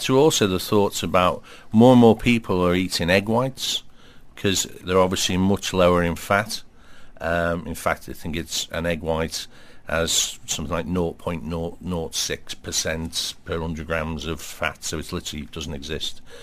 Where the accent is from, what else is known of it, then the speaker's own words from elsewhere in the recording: Liverpool, North West England, United Kingdom; grew up in Liverpool, uh, but my family all come from the Wirral